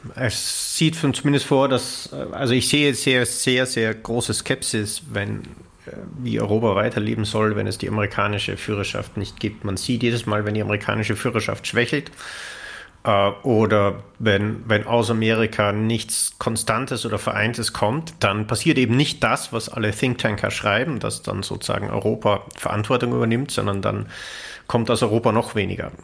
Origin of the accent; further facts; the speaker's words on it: Austria; mein Heimatland Österreich